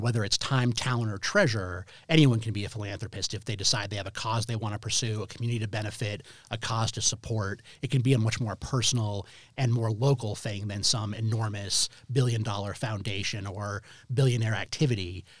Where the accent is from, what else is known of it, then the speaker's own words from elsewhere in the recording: Denver, Colorado, United States; Very proud of being a native Denver, uh, student